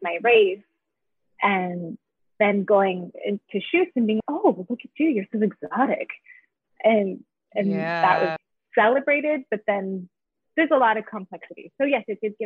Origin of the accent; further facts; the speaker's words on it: Idaho, United States; I grew up in Idaho